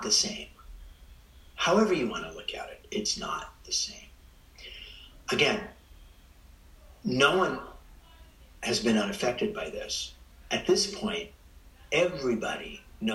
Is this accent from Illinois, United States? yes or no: no; Spreckels, California, United States; I grew up in Spreckles